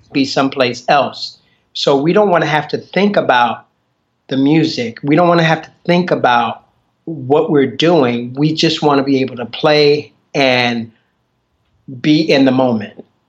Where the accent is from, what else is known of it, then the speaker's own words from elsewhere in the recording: Chicago, Illinois, United States; I grew up in Chicago